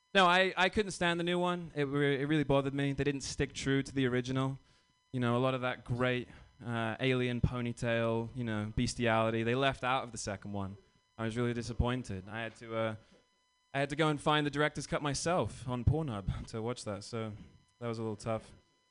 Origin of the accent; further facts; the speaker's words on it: England, United Kingdom; now in United States; But no, I'm from England. You know, it's fun being British in America.